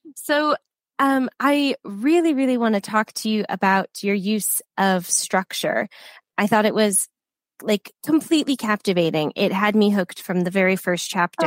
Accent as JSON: {"language": "English", "country": "United States", "moved": "yes", "lives_now": "United Kingdom", "said": "I'm from the States and I live in the UK now"}